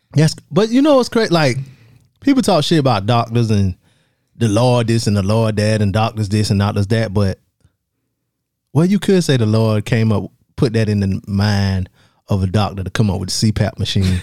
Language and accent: English; the South, United States; accent: Southern; people know I'm from the South when I talk